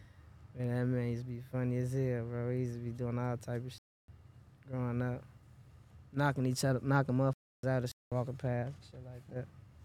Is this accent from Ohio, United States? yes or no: no; Chicago, Illinois, United States; Born and raised on Parkway, for sure. Yeah, born and raised Parkway